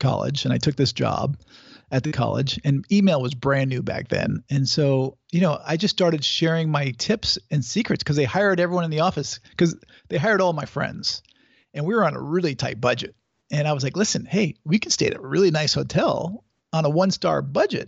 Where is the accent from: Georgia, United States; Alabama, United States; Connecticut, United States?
Connecticut, United States; I grew up in Connecticut